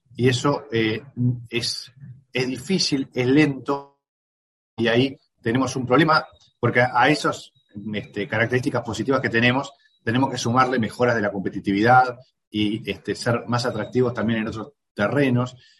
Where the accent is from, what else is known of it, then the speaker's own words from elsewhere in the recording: Uruguay; los uruguayos atravesamos la pandemia